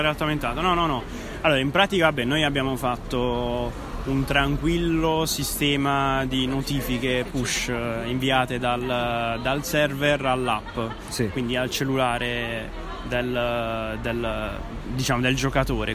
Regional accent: Bari, Apulia, Italy; now in Naples, Italy; Io non sono napoletano, sono barese, sono pugliese, però ormai quasi un napoletano completo

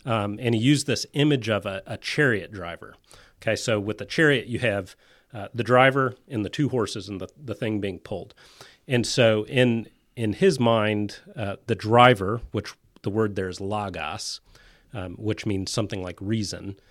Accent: Florida, United States; I grew up saltwater fishing in Florida.

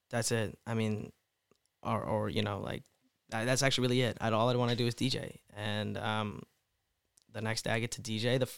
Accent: India; I mean, you're Indian. I mean, I'm Indian. How's that offensive?

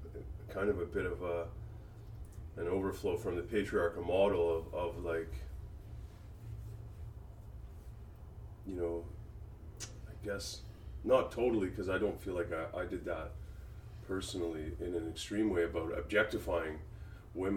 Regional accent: West Coast, United States; I grew up on the West Coast

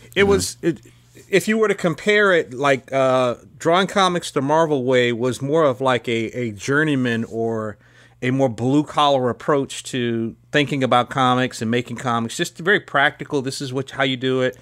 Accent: College Park, Georgia, United States; also born or lived in Chicago, Illinois / East Point, Georgia; I was living in in College Park and in East Point

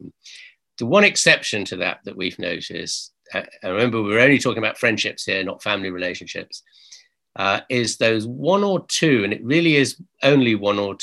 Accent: United Kingdom; we're British

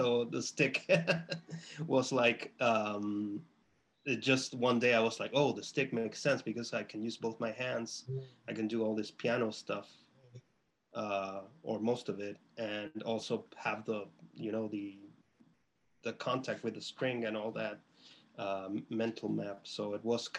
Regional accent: Chile; now in Boston, United States; I'm from Chile

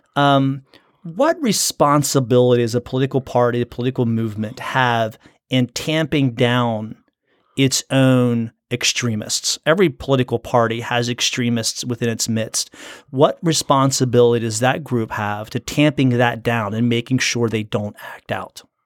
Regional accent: United States; I'm born in America

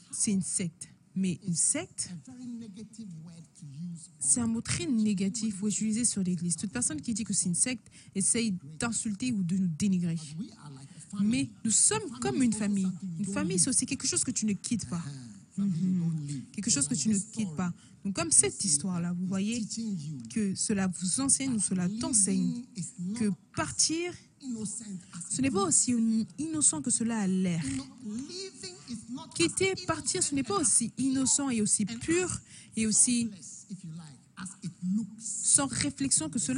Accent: Switzerland; born there; La Suisse, c'est aussi mon pays natal

